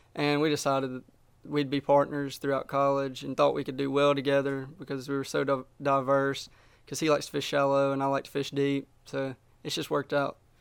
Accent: Smith Lake, Alabama, United States; I live just north of Birmingham. I grew up on Smith Lake

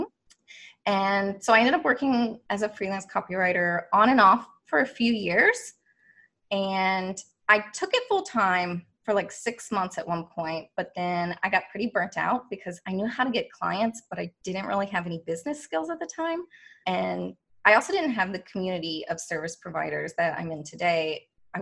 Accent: Kentucky, United States; moved away as an adult; now in Washington, D.C., United States; I was raised in Kentucky

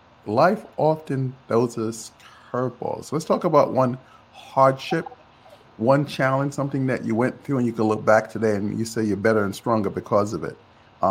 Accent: Jamaica; I'm actually from Jamaica

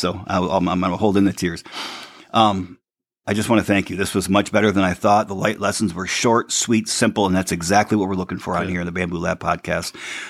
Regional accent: Michigan, United States; the store in Sandy's, Michigan, my hometown on State Street

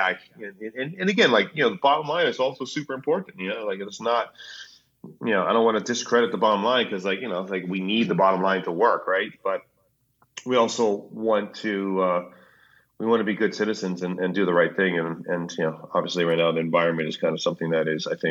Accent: Hawaii, United States; I grew up in Hawaii

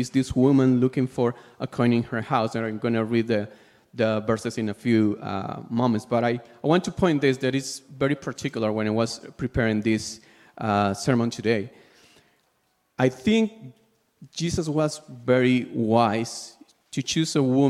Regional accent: Peru; I'm from Peru.

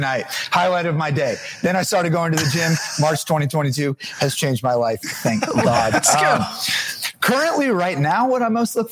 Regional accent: New Jersey, United States; moved away as an adult; now in Pittsburgh, United States; I'm actually from New Jersey. I'm a Jersey boy, but moved to Pittsburgh 6.5 years ago.

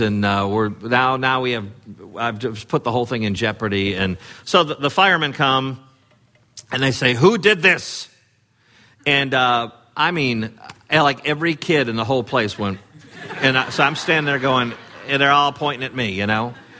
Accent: Chicago, Illinois, United States; in sixth grade, uh, growing up in the Chicago area

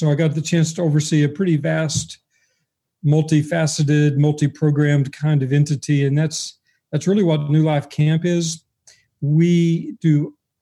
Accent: Paris, Texas, United States; moved away as an adult; also born or lived in Dallas-Fort Worth, Texas; now in North Carolina, United States; I grew up in Texas

